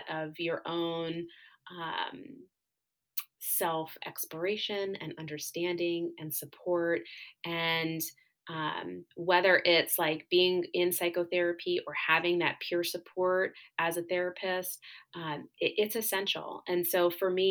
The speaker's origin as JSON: {"language": "English", "region": "New Jersey", "country": "United States", "moved": "as an adult", "said": "I'm originally from New Jersey. That's where all of my family is"}